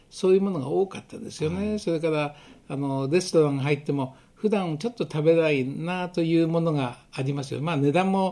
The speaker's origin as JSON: {"language": "Japanese", "region": "Tokyo", "country": "Japan", "said": "出身ではないんですけまあ、東京は出身東京の出身なんですけど、"}